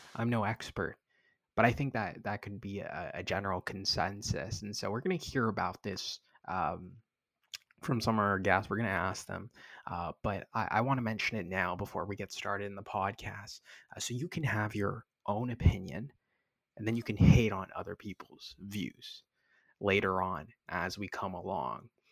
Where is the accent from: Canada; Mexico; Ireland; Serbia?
Canada; moved away as an adult; also born or lived in Boston, United States; now in Miami, United States; I'm from Canada. I know I was born in Boston, but I'm I, I grew up here.